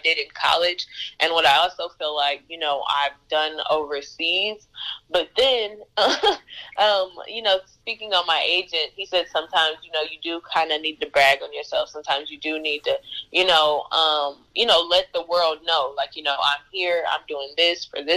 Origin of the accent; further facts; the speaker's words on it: Jacksonville, Arkansas, United States; also born or lived in Little Rock, Arkansas; I'm from Jacksonville